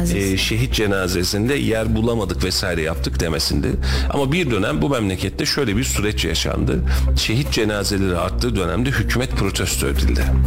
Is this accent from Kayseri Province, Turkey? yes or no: yes; Kayseri Province, Turkey; born or raised there